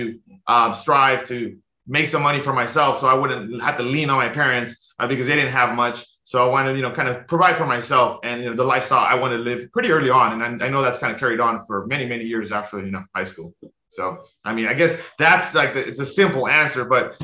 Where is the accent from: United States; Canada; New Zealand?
United States; Los Angeles, California; now in Hawaii, United States; So I grew up in the San Fernando Valley in like Los Angeles, pretty much the suburbs of Los Angeles